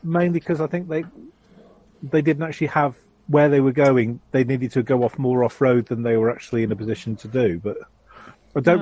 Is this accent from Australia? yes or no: yes; Australia; I'm an Australian speaking Czech.